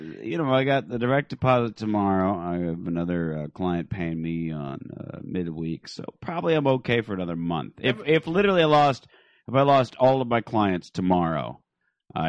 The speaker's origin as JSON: {"language": "English", "town": "Phoenix", "region": "Arizona", "country": "United States", "said": "I come from Phoenix where people are like intentionally homeless"}